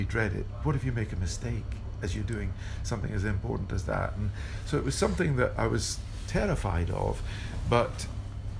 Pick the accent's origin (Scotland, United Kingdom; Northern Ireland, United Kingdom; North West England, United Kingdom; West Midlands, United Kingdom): Scotland, United Kingdom; Dundee; I was growing up, I was 11 at the time, I was growing up in Dundee